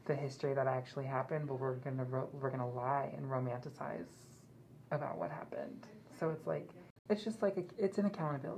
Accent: Sacramento area, California, United States; I am Miwok from the Sacramento area.

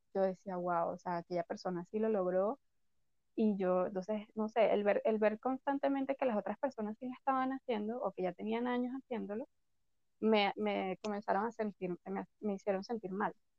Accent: Venezuela; moved away; desde que me, me fui de Venezuela. Imagínate, vivido en dos países, este, me he mudado mil veces

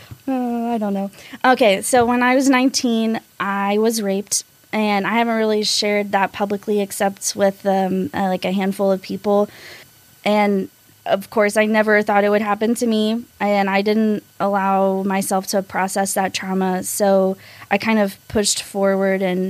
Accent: North Carolina, United States; moved away as an adult; also born or lived in Arkansas / College Station, Texas; now in Texas, United States; I'm originally from Arkansas, but then when I was 8, I moved to North Carolina and lived there for 10 years. So I say I'm from North Carolina because I've lived there the longest

